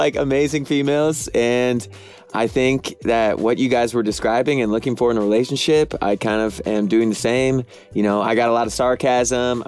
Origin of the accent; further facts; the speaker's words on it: St. Louis, Missouri, United States; now in California, United States; I'm 26, and I'm from St. Louis, Missouri. Now that I'm out in California